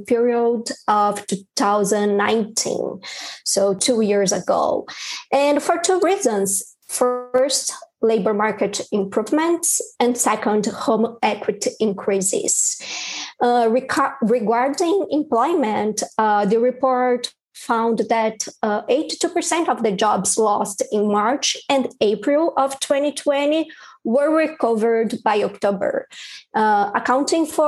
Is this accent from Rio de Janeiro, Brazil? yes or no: no; São Paulo, Brazil; moved away as an adult; now in New York City, United States; I'm originally from São Paulo, Brazil, where I spent more than 10 years covering business and economics